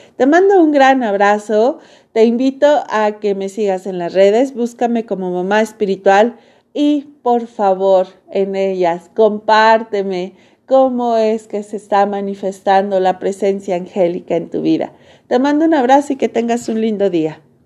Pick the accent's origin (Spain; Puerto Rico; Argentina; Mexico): Mexico; yo soy mexicana